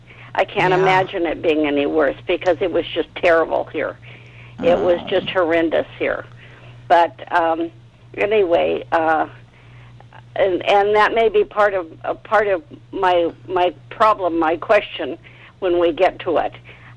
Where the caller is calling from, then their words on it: Bay Area, California, United States; I'm calling from the Bay Area